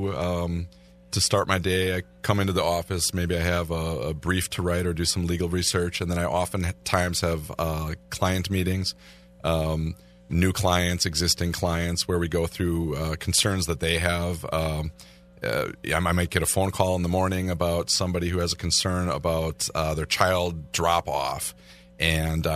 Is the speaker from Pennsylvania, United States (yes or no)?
no; Milwaukee, Wisconsin, United States; Born and raised in the Milwaukee, greater Milwaukee area